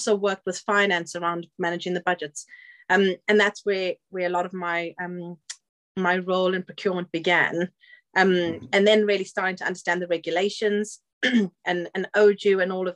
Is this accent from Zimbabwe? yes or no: yes; Zimbabwe; moved away as an adult; also born or lived in South Africa; now in England; I was born in Zimbabwe, and I actually studied in South Africa.